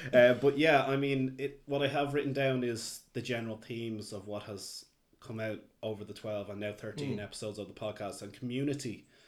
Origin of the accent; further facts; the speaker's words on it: Dublin, Leinster, Ireland; also born or lived in Kildare; growing up in Dublin, and I was in Kildare in my later teens.